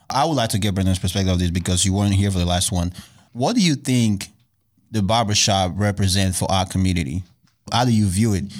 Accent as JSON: {"language": "English", "country": "Nigeria", "moved": "yes", "lives_now": "United States", "said": "I'm originally from Nigeria"}